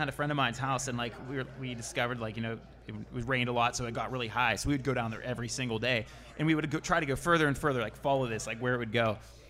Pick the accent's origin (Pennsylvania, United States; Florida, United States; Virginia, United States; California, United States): Pennsylvania, United States; Penn Hills; growing up in Penn Hills, you find it, or growing up in Pittsburgh, you know, or the suburbs of Pittsburgh